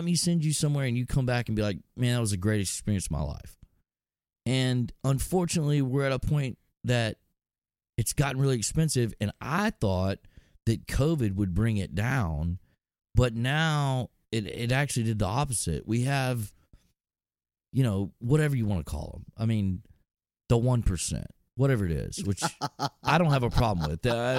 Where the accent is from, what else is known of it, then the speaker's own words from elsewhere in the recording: Texas, United States; I'm from Texas